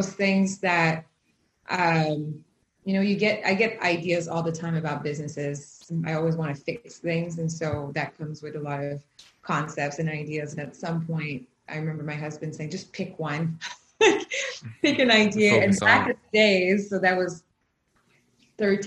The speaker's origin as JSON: {"language": "English", "region": "Quebec", "country": "Canada", "tie": "born or raised there", "said": "I grew up in Quebec in a highly entrepreneurship world."}